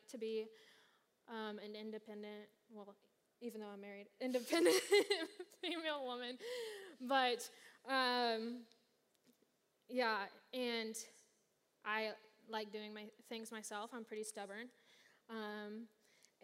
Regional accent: Kansas City, United States; moved away; back where I'm from Kansas City

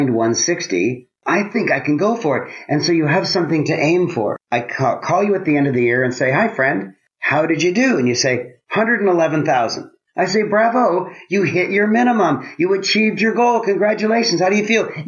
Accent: Toronto, Ontario, Canada; I grew up in Toronto, Canada. I'm a Canadian.

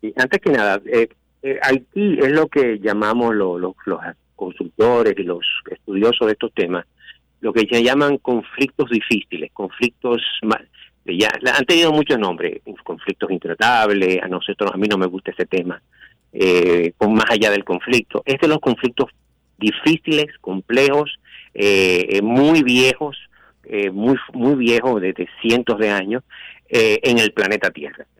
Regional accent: Santiago de los Caballeros, Santiago, Dominican Republic; como dominicano y como santiaguero

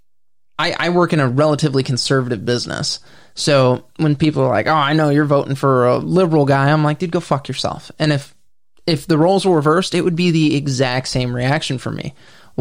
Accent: United States

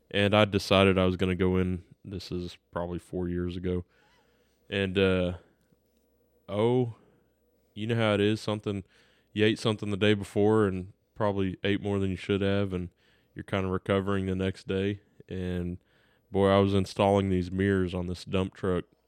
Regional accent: United States; we're American

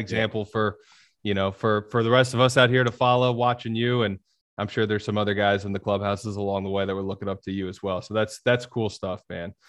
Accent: Birmingham, Alabama, United States; also born or lived in Long Island, New York; I was born in New York on Long Island. My bunch of my family still lives up there. So I grew up in Birmingham

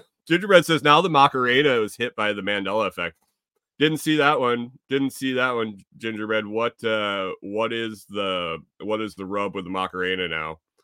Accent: Eastern time zone, Eastern US, United States; when I grew up in Eastern

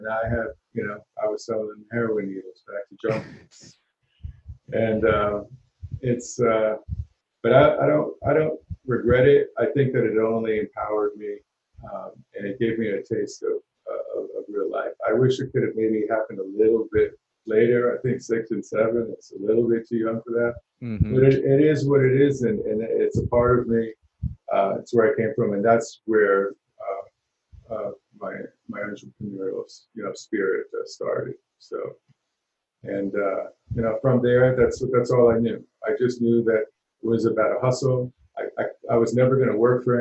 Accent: New York City, New York, United States; So I grew up in Harlem when there wasn't an Apple store or a Starbucks on the corner.

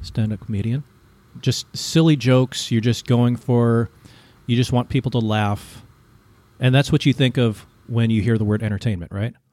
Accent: United States; moved away as an adult; now in Vietnam; you grow up as an American and you don't have to learn a second language

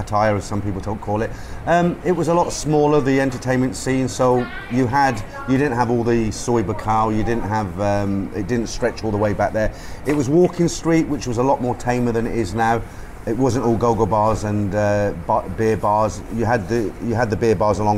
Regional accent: London, United Kingdom; now in Northamptonshire, United Kingdom; I was born in Haringey in North London.

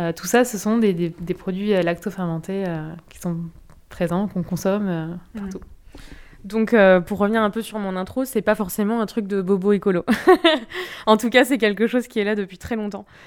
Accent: Nord-Pas-de-Calais, Hauts-de-France, France; moved away as an adult; now in Bordeaux, France; je viens du Nord-Pas-de-Calais

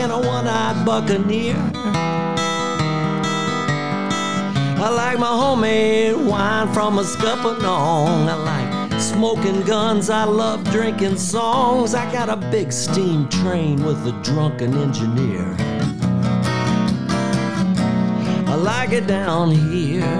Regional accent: Mobile, Alabama, United States; moved away; I'm from Mobile, and Mobile, Alabama is a port city

